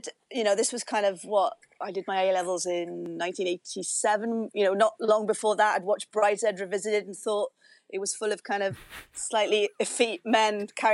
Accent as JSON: {"language": "English", "town": "Llwynypia", "region": "Wales", "country": "United Kingdom", "tie": "born or raised there", "accent": "broad Rhondda", "moved": "as an adult", "said": "So I grew up in Rhondda Fawr in a place called Lloyn y Pier, which translates as Magpie's Bush, which always raises a bit of a fanar. It's a very small place. It's got a satellite of the slightly bigger town of Tonopandy."}